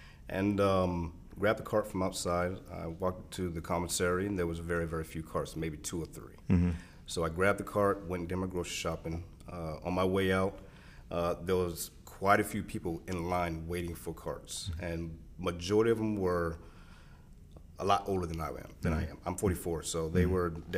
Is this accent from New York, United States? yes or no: no; California, United States; born there; also born or lived in East Coast, United States; I was born in California, lived all the way up and down the East Coast due to being in the Navy.